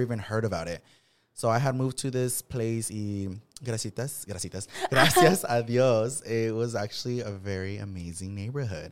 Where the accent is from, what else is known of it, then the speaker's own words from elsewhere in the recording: Watsonville, California, United States; moved away as an adult; born and raised in Watsonville, which is a smaller city